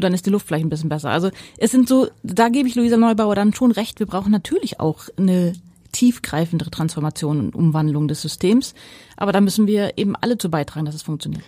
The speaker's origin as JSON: {"language": "German", "area": "Ruhr area", "region": "North Rhine-Westphalia", "country": "Germany", "tie": "born or raised there", "moved": "as an adult", "lives_now": "Pellworm, Germany", "said": "mit meiner Kindheit im Ruhrgebiet"}